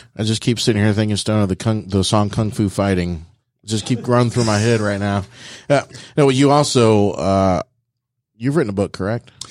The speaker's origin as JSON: {"language": "English", "town": "Dayton", "region": "Ohio", "country": "United States", "said": "I'm from Dayton"}